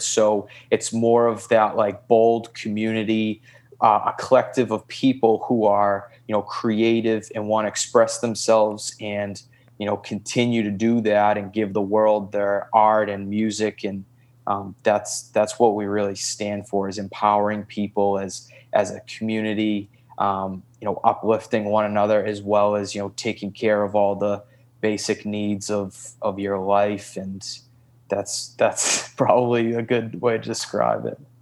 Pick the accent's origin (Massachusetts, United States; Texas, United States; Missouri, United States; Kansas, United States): Massachusetts, United States; Boston; also born or lived in Santa Monica, Los Angeles; now in Los Angeles, United States; I'm originally from Boston, Massachusetts